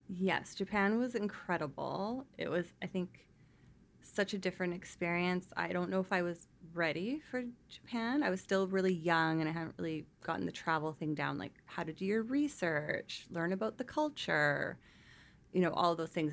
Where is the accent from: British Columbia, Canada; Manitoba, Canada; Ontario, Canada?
British Columbia, Canada; North Vancouver; also born or lived in Victoria; We grew up in North Vancouver.